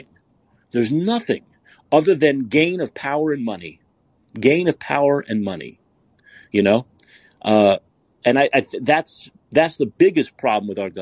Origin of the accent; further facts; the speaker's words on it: New York City, New York, United States; I'm from Brooklyn